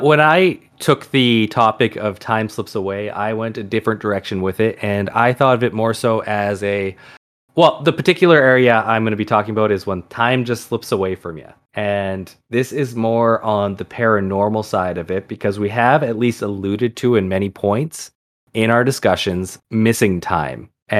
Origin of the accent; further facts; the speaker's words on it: England, United Kingdom; That, and, you know, we're English, so that's where most of the stories come from.